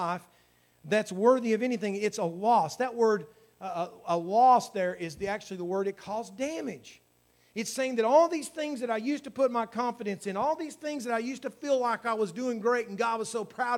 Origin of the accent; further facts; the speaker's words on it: United States; I was born in America. I was born in a great state